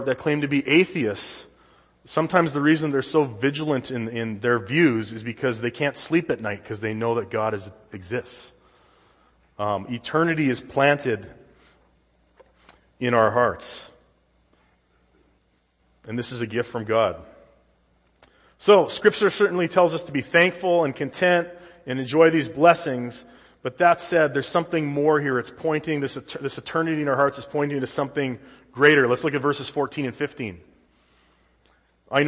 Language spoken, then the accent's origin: English; Saskatchewan, Canada; now in United States; growing up in Saskatchewan